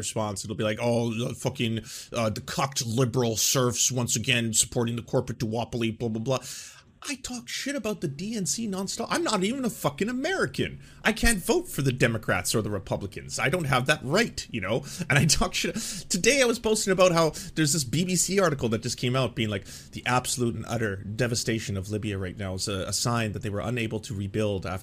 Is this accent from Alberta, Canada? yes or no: no; Vancouver, British Columbia, Canada; my hometown, Vancouver, Canada